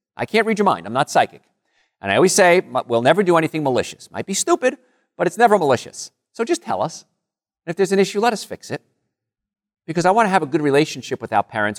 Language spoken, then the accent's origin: English; Rutherford, New Jersey, United States; moved away; I grew up in a, a place called Call Studies, Rutherford area